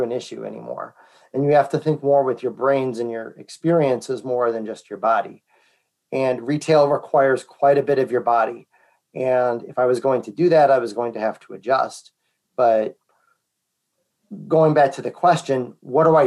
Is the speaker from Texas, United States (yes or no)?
no; Naperville, Illinois, United States; I'm from Naperville